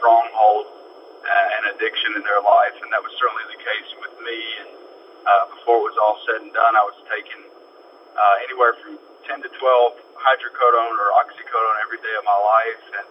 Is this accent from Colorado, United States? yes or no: no; Dayton, Ohio, United States; I grew up in Dayton, Ohio